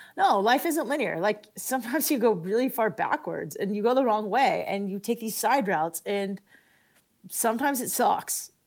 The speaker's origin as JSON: {"language": "English", "town": "San Diego", "region": "California", "country": "United States", "tie": "born or raised there", "said": "I grew up in La Jolla"}